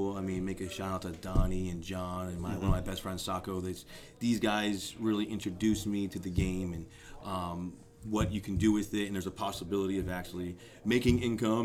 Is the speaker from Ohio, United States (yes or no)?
no; West Palm Beach, Florida, United States; now in Spring Hill, United States; I'm from South Florida, West Palm Beach.